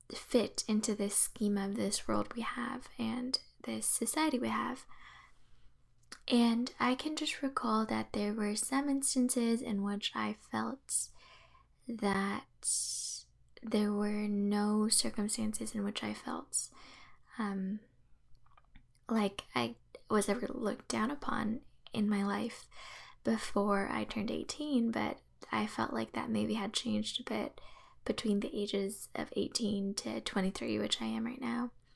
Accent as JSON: {"language": "English", "area": "the Bay Area", "region": "California", "country": "United States", "tie": "born or raised there", "said": "growing up in the Bay Area, a predominantly Asian area"}